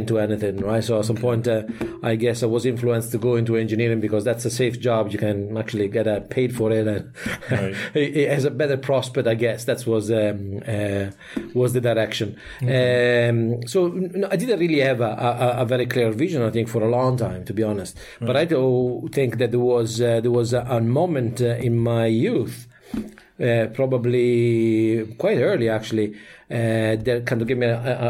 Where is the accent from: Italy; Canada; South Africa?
Italy; English is a second language; moved away as an adult; now in Ireland; I'm from Italy, and I spent about a couple of years as an officer in the army there